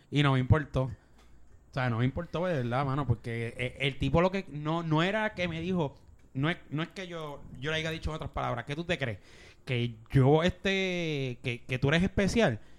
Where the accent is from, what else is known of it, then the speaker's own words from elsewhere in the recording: Bayamón, Puerto Rico; que soy Bayamón porque viene en Bayamón pero nada que ver hermano y porque nací en Bayamón.